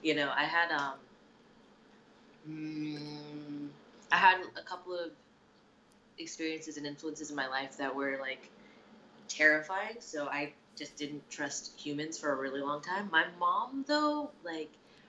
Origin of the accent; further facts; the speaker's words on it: New Jersey, United States; moved away; also born or lived in Chicago, Illinois / Japan; I was born in Chicago, but I was basically raised in New Jersey